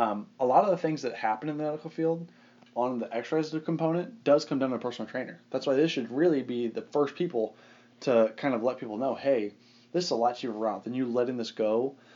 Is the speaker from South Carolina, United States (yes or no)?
no; Arizona, United States; born or raised there